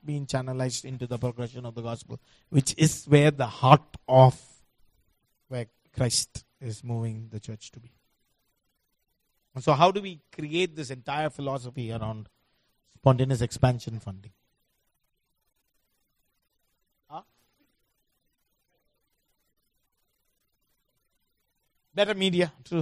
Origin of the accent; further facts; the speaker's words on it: India; I come from India